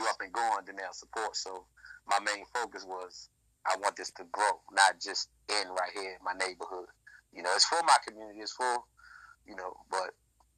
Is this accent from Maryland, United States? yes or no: yes; Baltimore, Maryland, United States; I'm from Baltimore, Maryland, you know, so we started out here in the Maryland area